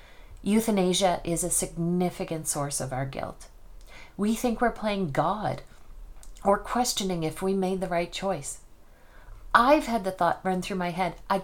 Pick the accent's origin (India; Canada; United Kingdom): Canada; Nova Scotia; now in Spokane, United States; I didn't go home to Nova Scotia from Spokane, Washington more often